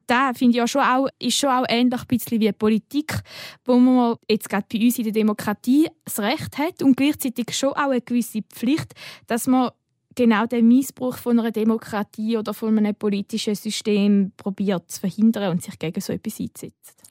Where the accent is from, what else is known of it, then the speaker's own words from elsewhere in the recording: Switzerland; bei uns in der Schweiz